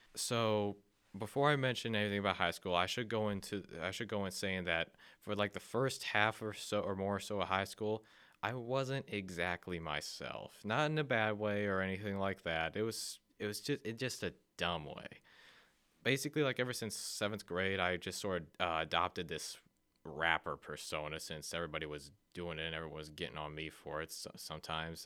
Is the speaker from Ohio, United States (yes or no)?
yes; Akron, Ohio, United States; I was born and raised in Akron, Ohio